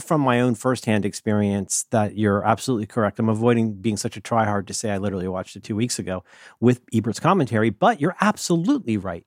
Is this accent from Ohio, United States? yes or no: yes; Ohio, United States; I'm from Ohio